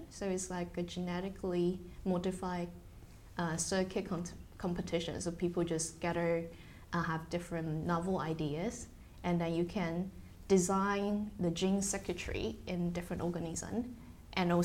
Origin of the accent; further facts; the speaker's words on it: Taiwan; English is a second language; moved away as an adult; now in United Kingdom; Uh, in Taiwan. Mm-hmm. So I only come to the UK for my PhD. Mm-hmm. Um, yeah, in 2013.